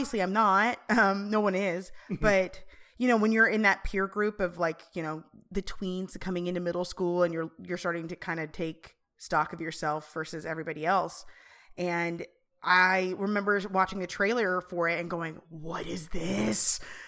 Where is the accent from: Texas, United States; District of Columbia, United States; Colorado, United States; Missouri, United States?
Colorado, United States; Aurora; growing up in Aurora, I grew up in Colorado, so growing up in Aurora